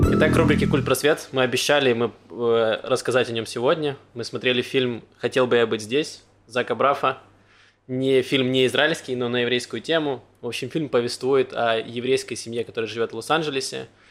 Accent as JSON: {"language": "Russian", "town": "Donetsk", "region": "Donetsk Oblast", "country": "Ukraine", "also_born_or_lived": "Mariupol", "moved": "yes", "lives_now": "Israel", "said": "Я из Донецка"}